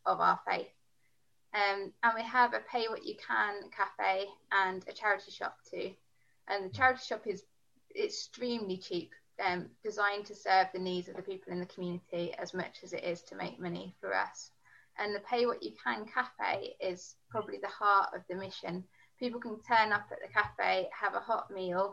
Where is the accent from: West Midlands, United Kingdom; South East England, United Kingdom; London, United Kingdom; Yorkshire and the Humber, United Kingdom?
London, United Kingdom; moved away as an adult; also born or lived in Birmingham / Dudley / Coventry; I grew up in London. I moved to the Midlands